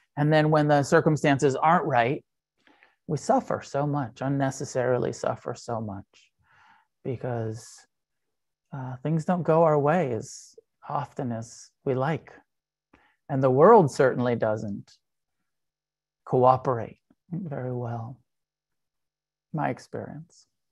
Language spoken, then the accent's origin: English; United States; I'm an American